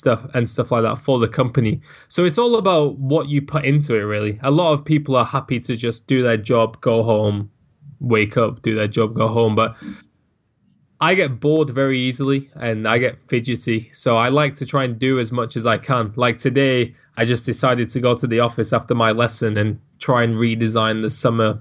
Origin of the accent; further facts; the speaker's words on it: Manchester, North West England, United Kingdom; accent: Manchester; My accent is so much different now, because I'm from Manchester and it's got quite a thick accent, but I've managed to make myself sound somewhat normal.